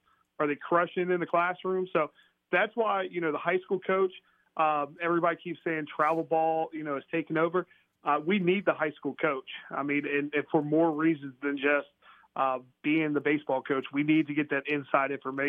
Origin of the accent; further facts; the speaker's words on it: Maryland, United States; now in North Carolina, United States; Myself, I'm from Maryland.